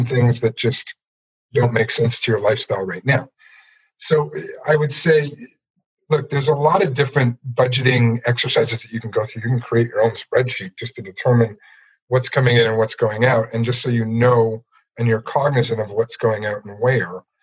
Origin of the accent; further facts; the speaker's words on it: Ottawa, Ontario, Canada; moved away as an adult; also born or lived in Palm Beach, Florida / Guelph; now in Peterborough, Canada; I grew up in Ottawa